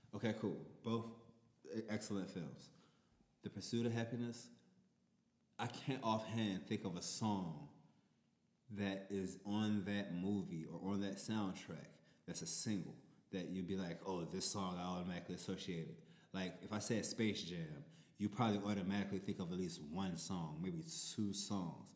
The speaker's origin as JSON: {"language": "English", "town": "New Orleans", "region": "Louisiana", "country": "United States", "said": "I'm from New Orleans"}